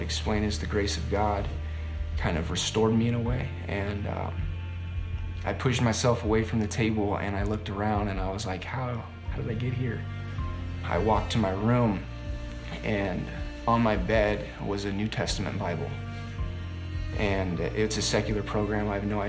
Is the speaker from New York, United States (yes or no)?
no; Bay Area, California, United States; moved away as an adult; now in Minnesota, United States; I'm from Bay Area, California. Moved out to Minnesota in 2015